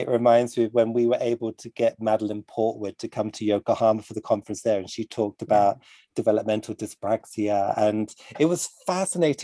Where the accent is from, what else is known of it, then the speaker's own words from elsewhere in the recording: United Kingdom; I'm British